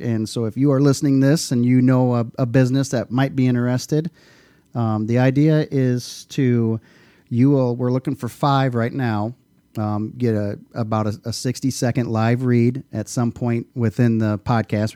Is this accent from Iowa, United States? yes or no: yes; Dike, Iowa, United States; also born or lived in New Hartford, Iowa; I grew up right out here in Dyke, New Hartford.